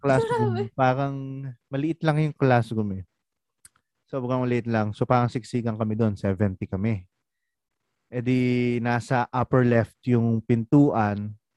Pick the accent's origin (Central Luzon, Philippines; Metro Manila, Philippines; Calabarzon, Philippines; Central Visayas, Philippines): Central Luzon, Philippines; San Jose del Monte; ako taga Bulacan ako, sa Jose del Monte.